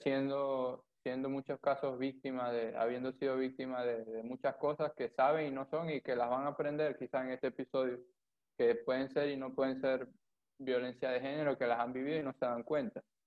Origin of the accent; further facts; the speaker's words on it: Maracaibo, Zulia, Venezuela; nosotros que somos de Maracaibo